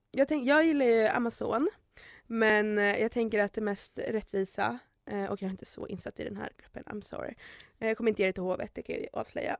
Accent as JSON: {"language": "Swedish", "town": "Märsta", "region": "Stockholm County", "country": "Sweden", "said": "Jag är från Märsta"}